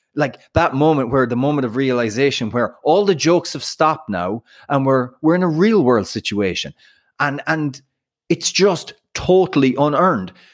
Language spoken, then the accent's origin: English; Ireland; now in United States; being Irish